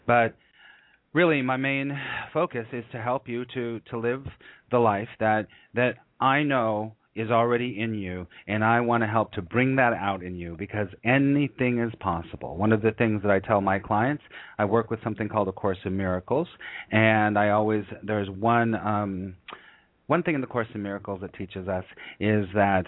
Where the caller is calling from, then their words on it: New York City, New York, United States; And I'm calling you from New York City.